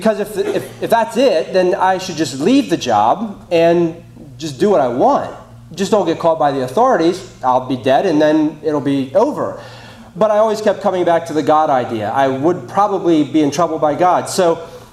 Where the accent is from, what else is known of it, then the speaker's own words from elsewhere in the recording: York, Pennsylvania, United States; I'm from York, Pennsylvania